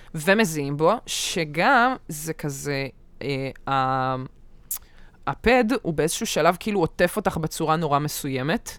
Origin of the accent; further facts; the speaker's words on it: Israel; אני ישראלית